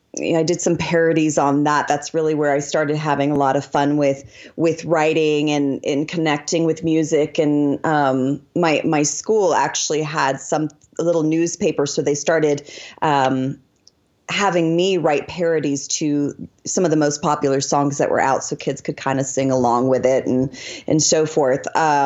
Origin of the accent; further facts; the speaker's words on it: Italy; born there; No, actually, I was born in Italy, so we're Italian descendant.